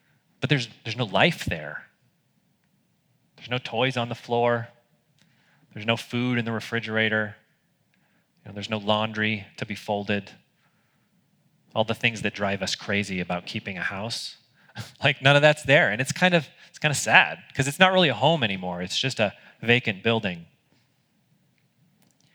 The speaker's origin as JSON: {"language": "English", "country": "United States", "said": "as an American"}